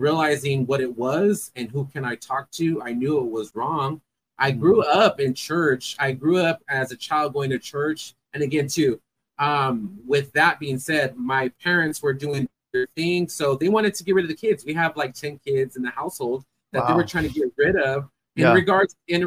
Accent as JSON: {"language": "English", "town": "Fresno", "region": "California", "country": "United States", "tie": "born or raised there", "said": "I am from Fresno, California. Born and raised."}